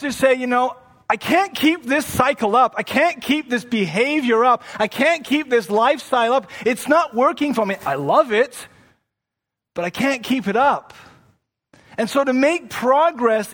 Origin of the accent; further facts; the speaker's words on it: England, United Kingdom; now in Toronto, Canada; I come from England and that's what I grew up with.